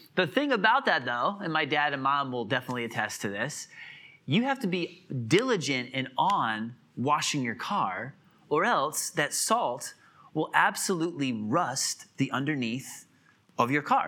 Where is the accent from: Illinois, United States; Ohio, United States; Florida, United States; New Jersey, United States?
Illinois, United States; moved away as an adult; also born or lived in Wisconsin / Atlanta, Georgia / Hartford, Connecticut; now in South Carolina, United States; I grew up in Illinois, for the most part